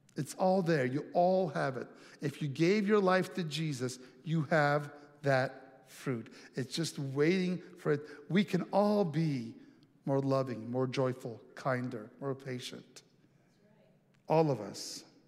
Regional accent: Italy; moved away; I have some really treasured memories uh, from growing up in Italy

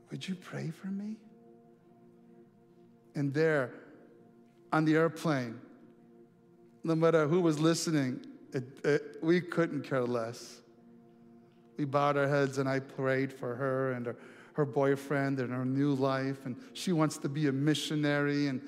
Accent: Montana, United States; I let me tell you, I'm from Montana, and next thing you know, we spend two and a half hours talking about her life.

